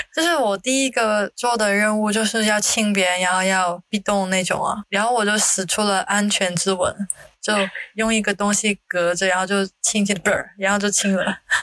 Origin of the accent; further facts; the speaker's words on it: Hong Kong; now in Singapore; 毕竟我来自香港，也是一个时尚的地方嘛。